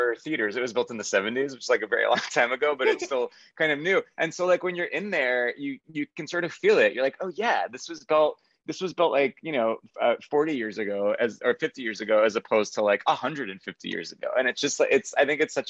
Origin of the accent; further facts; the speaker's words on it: Long Island, New York, United States; I'm from Long Island, New York